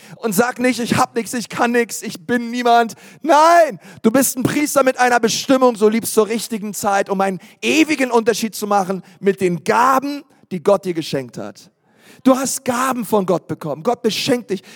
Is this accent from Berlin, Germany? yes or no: yes; Berlin, Germany; ich bin in Berlin geboren